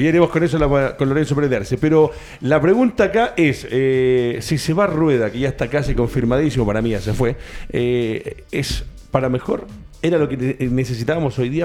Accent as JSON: {"language": "Spanish", "country": "Chile", "said": "somos los chilenos"}